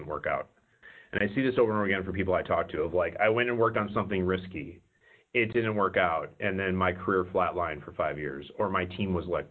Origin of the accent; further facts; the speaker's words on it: Wisconsin, United States; moved away as an adult; now in Silicon Valley, United States; originally I'm from Wisconsin, so I got my undergrad at the University of Wisconsin.